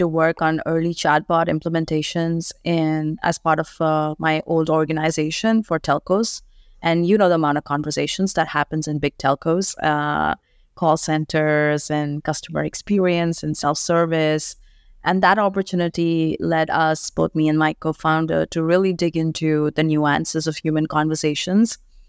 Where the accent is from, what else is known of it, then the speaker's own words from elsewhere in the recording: India; I'm from India, born and brought up there. My dad was in the armed forces, so traveled all across the country.